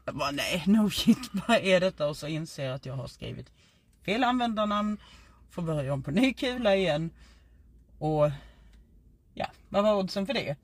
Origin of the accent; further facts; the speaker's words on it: Skåne, Sweden; accent: Scanian (skånska); min skånska